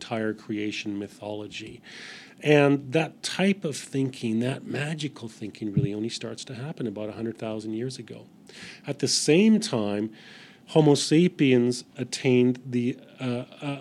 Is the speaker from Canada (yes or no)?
yes; Vancouver Island, British Columbia, Canada; now in Australia; my friends that I grew up with on Vancouver Island